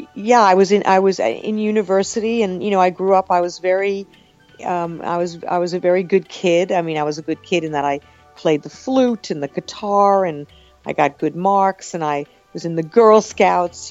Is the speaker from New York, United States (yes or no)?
yes; Long Island, New York, United States; also born or lived in Brooklyn; I was born in Brooklyn and uh, I, I grew up on Long Island